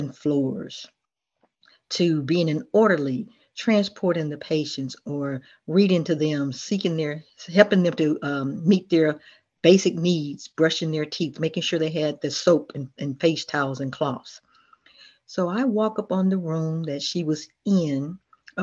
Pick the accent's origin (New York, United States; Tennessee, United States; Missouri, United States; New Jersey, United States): Tennessee, United States; Memphis; also born or lived in Millington, Tennessee / Chesapeake, Virginia; now in Virginia, United States; I grew up in Memphis, Tennessee, but I was born in Millington, Tennessee